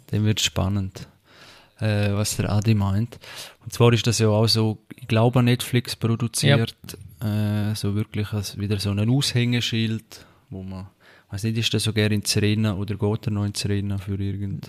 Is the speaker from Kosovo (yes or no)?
no; Switzerland; bei uns in der Schweiz